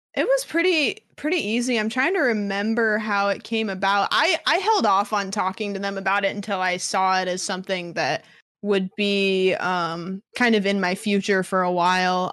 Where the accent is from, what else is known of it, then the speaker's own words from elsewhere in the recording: Pacific Northwest, United States; I am from the Pacific Northwest